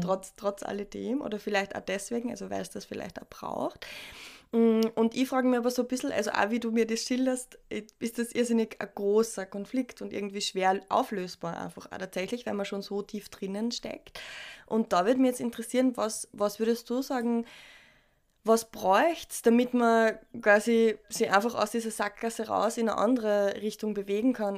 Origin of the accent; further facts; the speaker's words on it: Austria; bei uns in Österreich